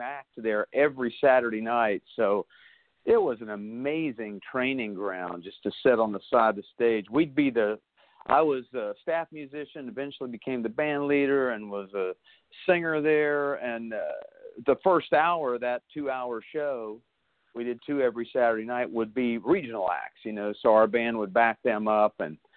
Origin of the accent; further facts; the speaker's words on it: Glendale, West Virginia, United States; also born or lived in Mason, West Virginia; I'm originally from Mason, West Virginia, which is right above Point Pleasant, which is right above Huntington